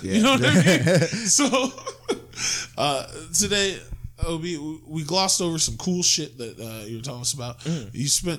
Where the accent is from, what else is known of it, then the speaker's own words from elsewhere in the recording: Ohio, United States; I'm from Ohio, we are tougher than nails.